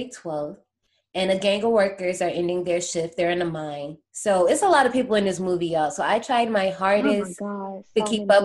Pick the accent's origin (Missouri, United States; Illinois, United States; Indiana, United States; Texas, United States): Indiana, United States; Gary; I grew up in Gary, Indiana